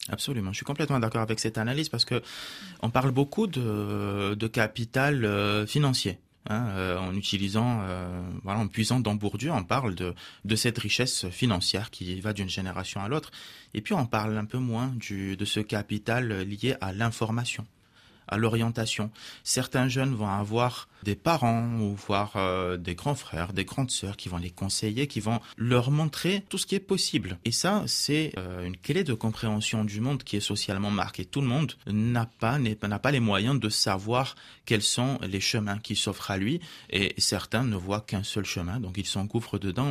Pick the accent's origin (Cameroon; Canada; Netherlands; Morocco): Morocco; French is a second language; now in France; je suis né au Maroc, j'ai grandi au Maroc